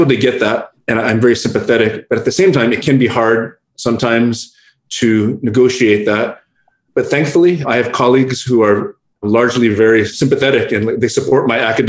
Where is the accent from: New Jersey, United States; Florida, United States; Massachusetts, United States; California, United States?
California, United States; Hacienda Heights; first language English; also born or lived in San Gabriel Valley; I was born in Boyle Heights, which is on the east side of LA, and raised in Hacienda Heights. Right now I live in the San Gabriel Valley